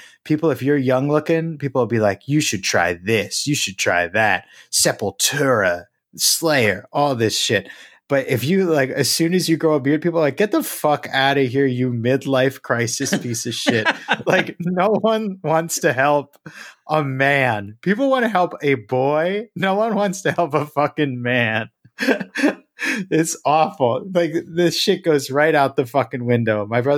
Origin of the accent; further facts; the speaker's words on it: Philadelphia, Pennsylvania, United States; No, I am from the Philly area.